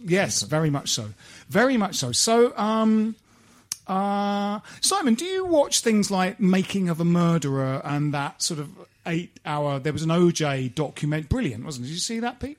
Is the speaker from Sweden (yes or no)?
no; Kent, South East England, United Kingdom; we grew up in Kent, and we're West Ham fans